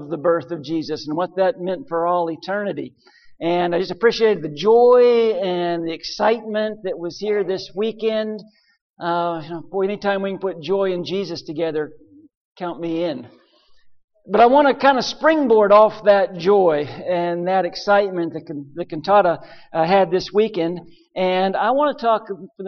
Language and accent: English; western Pennsylvania, United States; moved away; That's my home that I grew up in western Pennsylvania